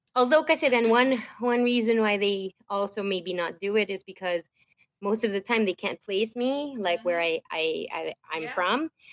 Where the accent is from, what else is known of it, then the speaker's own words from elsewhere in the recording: Manila, Metro Manila, Philippines; moved away as an adult; now in United States; i lived the whole t- my whole life in the philippines